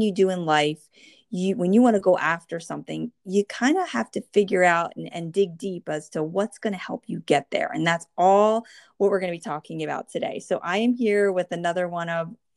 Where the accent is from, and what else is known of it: New Jersey, United States; born or raised there